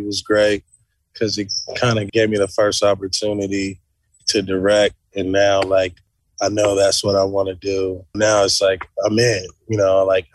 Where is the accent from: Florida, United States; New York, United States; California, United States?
California, United States; Los Angeles; growing up in South Central in that day and time, it was really tough